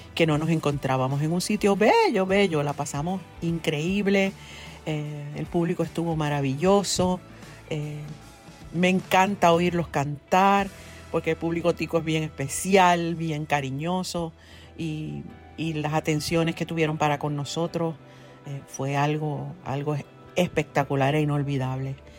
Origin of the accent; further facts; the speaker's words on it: Ponce, Puerto Rico; also born or lived in Mayagüez; nací en Ponce